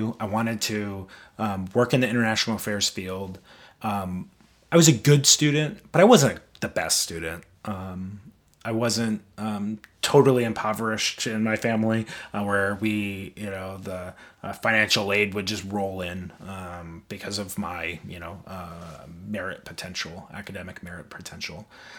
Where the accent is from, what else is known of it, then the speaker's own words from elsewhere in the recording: Midwest, United States; I grew up in the Midwest where it was common to use, you know, gay and fag as hate words.